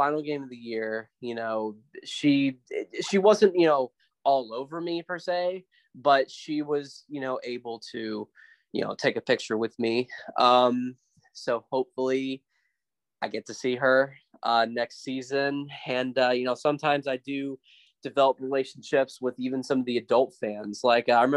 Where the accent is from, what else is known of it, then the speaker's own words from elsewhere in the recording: West Texas, United States; my hometown in West Texas